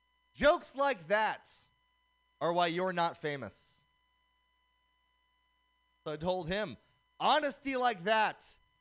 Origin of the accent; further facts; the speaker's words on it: Oakland, California, United States; Growing up in Oakland, the brothers used to call me ….